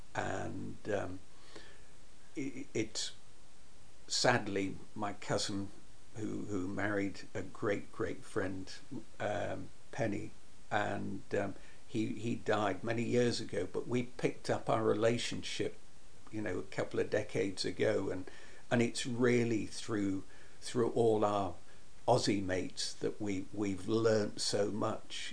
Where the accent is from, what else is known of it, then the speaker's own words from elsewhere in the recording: Berwick-upon-Tweed, North East England, United Kingdom; my hometown of Berwick upon Tweed